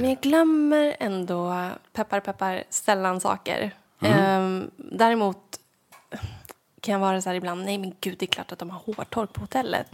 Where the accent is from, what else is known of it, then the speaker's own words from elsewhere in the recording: Sveg, Jämtland, Sweden; moved away; Sveg som är centralorten där jag kommer ifrån